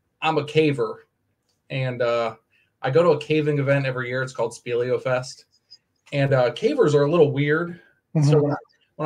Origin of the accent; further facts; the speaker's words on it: Maryland, United States; moved away; also born or lived in Indiana; I grew up in Maryland in a little suburb of a city